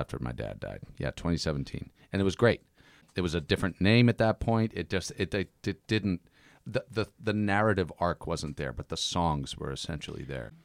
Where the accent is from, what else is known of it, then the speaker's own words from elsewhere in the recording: Dennis, Massachusetts, United States; moved away; also born or lived in Oakland; I'm from Dennis.